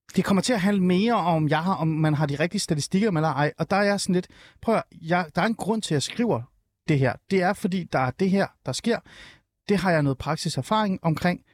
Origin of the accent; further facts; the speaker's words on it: Rungsted, Capital Region of Denmark, Denmark; jeg er nemlig fra Rungsted og fra Nordsjælland